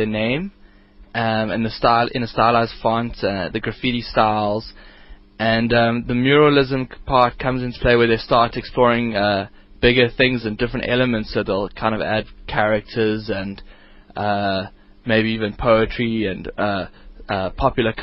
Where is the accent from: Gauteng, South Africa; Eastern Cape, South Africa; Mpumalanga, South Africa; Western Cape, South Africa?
Gauteng, South Africa; Johannesburg; my hometown of Johannesburg